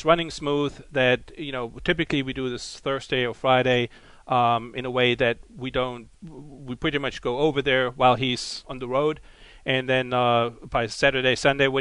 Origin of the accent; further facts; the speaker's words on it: Germany; accent: German; English is a second language; moved away; my German accent